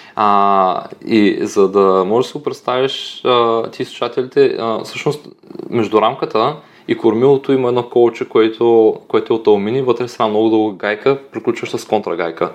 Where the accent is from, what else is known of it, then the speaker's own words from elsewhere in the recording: Dobruja, Bulgaria; Аз съм от Добружа